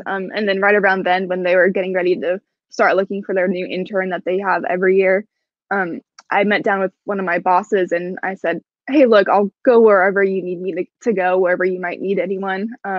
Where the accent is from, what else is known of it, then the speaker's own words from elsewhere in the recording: Portland, Oregon, United States; now in Seattle, United States; I'm from Portland, Oregon, and Seattle's about 3.5 hours away from Portland.